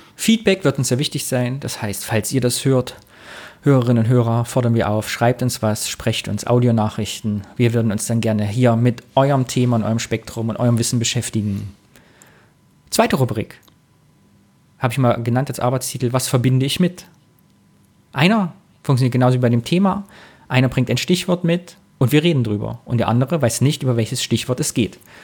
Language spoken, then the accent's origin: German; Kyffhäuserkreis, Thuringia, Germany; now in Cologne, Germany; geboren 82, 1982, bin Thüringer aus dem Kiffhäuser Kreis und wohne jetzt aber auch schon Ewigkeiten in Köln